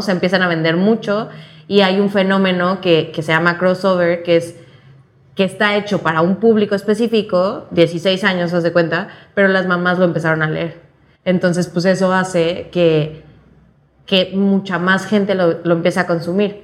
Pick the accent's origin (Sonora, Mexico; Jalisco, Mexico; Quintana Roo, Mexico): Quintana Roo, Mexico; Cancún; now in Mexico City, Mexico; Soy de Cancún, pero vivo en la Ciudad de México.